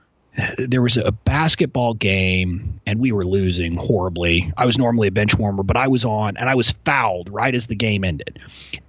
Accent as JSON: {"language": "English", "town": "McAllen", "region": "Texas", "country": "United States", "tie": "born or raised there", "also_born_or_lived": "Arkansas", "moved": "as an adult", "lives_now": "Washington, D.C., United States", "said": "I grew up in a town called McAllen, Texas, which is 5 miles from the Mexican border"}